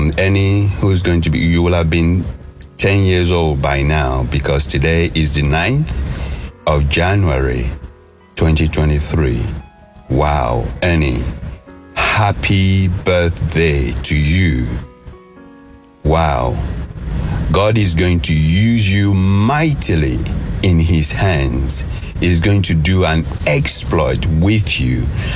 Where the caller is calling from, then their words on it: London, United Kingdom; I'm calling from London.